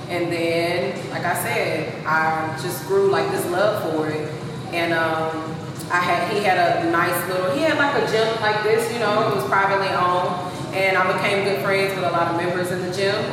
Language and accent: English; Houston, Texas, United States; moved away as an adult; also born or lived in San Antonio; I'm from Houston. From you, I'm Northside.